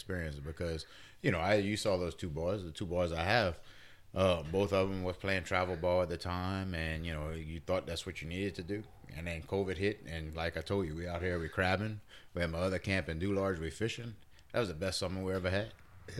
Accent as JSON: {"language": "English", "region": "Louisiana", "country": "United States", "said": "as a Cajun and the way we grew up over here"}